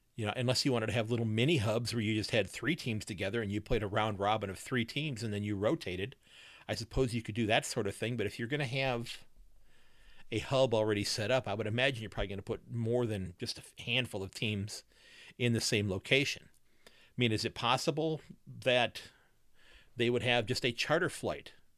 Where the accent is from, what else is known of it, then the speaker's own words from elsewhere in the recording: United States; I'm an old man American